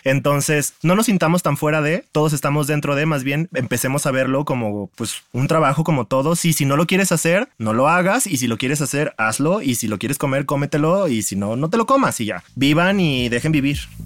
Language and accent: Spanish; Guadalajara, Jalisco, Mexico; soy de Guadalajara, tengo 33 años